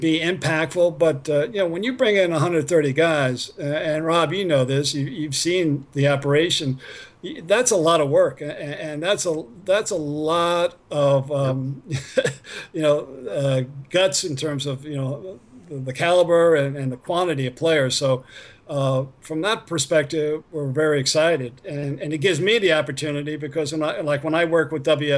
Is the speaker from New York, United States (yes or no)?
yes; New York, United States; I'm an East Coaster. I grew up in New York